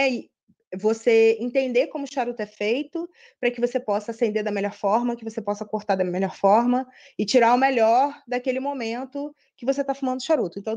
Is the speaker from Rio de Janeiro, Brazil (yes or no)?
yes; Rio de Janeiro, Brazil; moved away as an adult; now in Atlanta, United States; eu sou do Rio, é, eu trabalho numa multinacional de tecnologia, e aí, há seis anos atrás, fui convidada para vir para cá. Fui transferida para cá, para Atlanta, e aí desde então estou aqui.